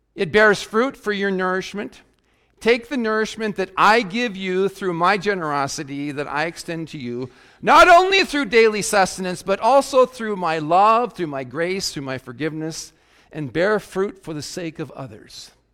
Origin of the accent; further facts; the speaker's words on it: South Dakota, United States; as a youngster growing up in South Dakota